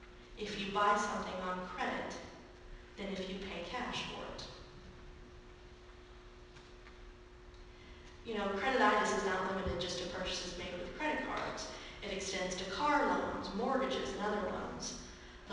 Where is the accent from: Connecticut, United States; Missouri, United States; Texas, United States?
Missouri, United States; Raymore; When I was growing up in Raymore